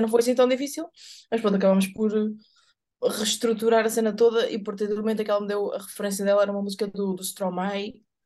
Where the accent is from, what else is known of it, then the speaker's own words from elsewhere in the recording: Évora, Alentejo, Portugal; moved away; lá em Évora onde eu cresci